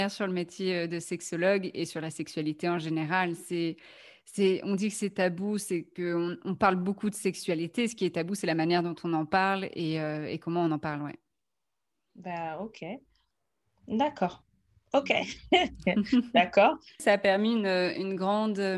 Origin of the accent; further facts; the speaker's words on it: France; now in Belgium; je suis française